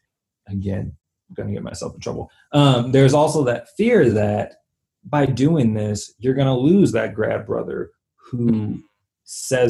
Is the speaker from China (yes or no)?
no; the South, United States; I grew up in the South